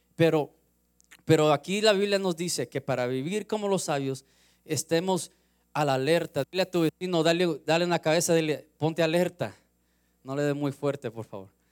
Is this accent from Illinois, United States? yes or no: no; Los Angeles, California, United States; Yo soy de Los Ángeles, de California, crecí 15 minutos del mar